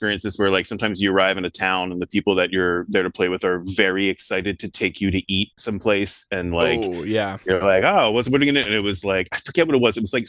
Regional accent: Hatboro, Pennsylvania, United States; also born or lived in Willow Grove, Pennsylvania; now in Philadelphia, United States; Oh, I grew up in Willow Grove, Hatboro, Pennsylvania.

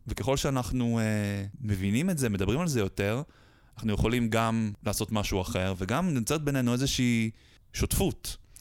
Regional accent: Haifa, Haifa District, Israel; חיפאי born and raised

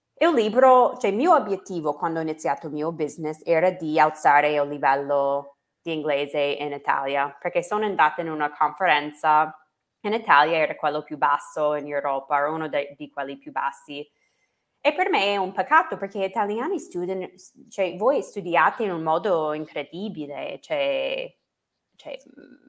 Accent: United States; Italian is a second language; moved away as an adult; now in Italy

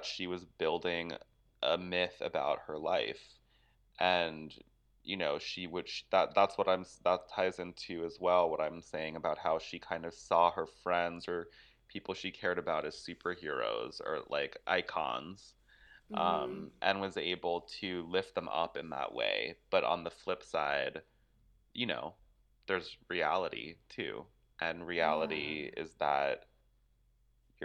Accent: New York, United States; I was born and raised in the Lower East Side.

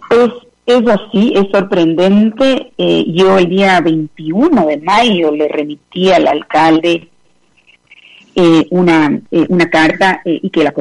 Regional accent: Quito, Pichincha, Ecuador; eh, digamos, apenados y avergonzados, eh, creo que como quiteños y personalmente por esa por esas últimas noticias

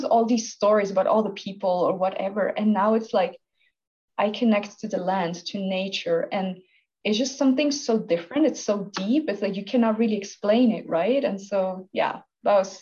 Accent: Switzerland; moved away as an adult; I'm from Switzerland. I was born and raised here.

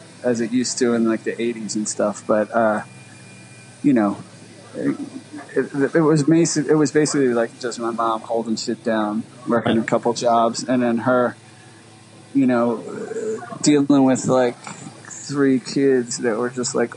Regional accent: Philadelphia, Pennsylvania, United States; I grew up in like northeast North Philly. Like I lived in Frankfort for a while. I lived in Wissanoming a long time. I lived in Kensington for a while

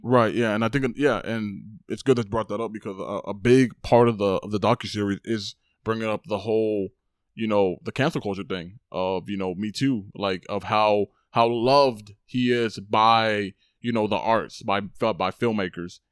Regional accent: Texas, United States; I'm also Mexican. I'm also from Texas.

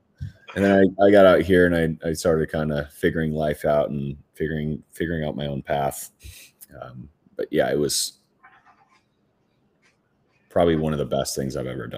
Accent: Minnesota, United States; now in Phoenix, United States; I'm from Minnesota originally.

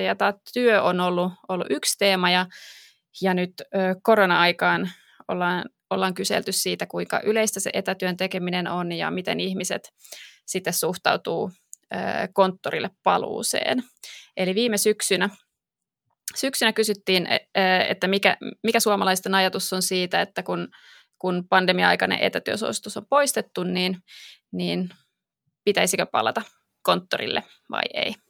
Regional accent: Espoo, Uusimaa, Finland; mä oon syntyperäinen espoolainen

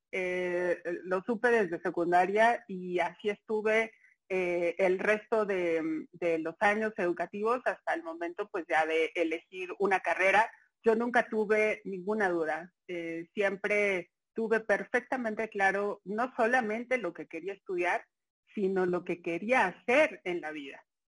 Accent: Mexico City, Mexico; soy chilanga completamente, nací en la Ciudad de México, 27 de noviembre del 82

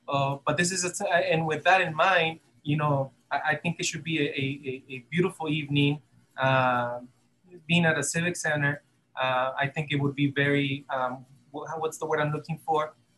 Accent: Arizona, United States; we're from Arizona. We live in Yuma County, and all of the band members, we live here. Some of them live in San Luis, Arizona, the border town with San Luis, Mexico.

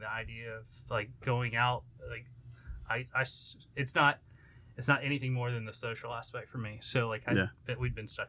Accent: Beaumont, Texas, United States; also born or lived in Austin/Kyle, Texas / Port Neches, Texas; born and raised in the South end of Beaumont.

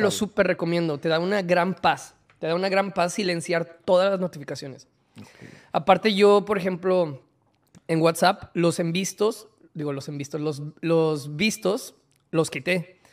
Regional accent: Monterrey, Nuevo León, Mexico; also born or lived in Mexico City

